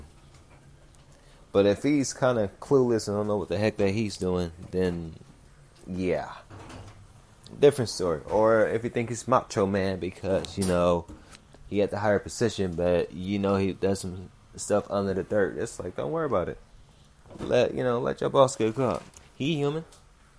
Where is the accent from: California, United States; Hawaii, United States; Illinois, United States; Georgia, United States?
California, United States; Los Angeles; I'm from South Central California. We're a different kind of breed in Cali